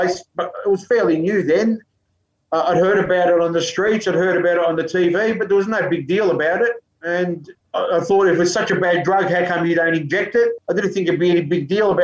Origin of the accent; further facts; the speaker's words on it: Melbourne, Victoria, Australia; I grew up in Melbourne